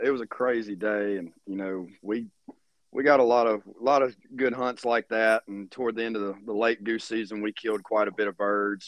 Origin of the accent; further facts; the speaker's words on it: Louisiana, United States; now in Kansas, United States; I'm from Louisiana, and I thought we had bad mosquitoes down there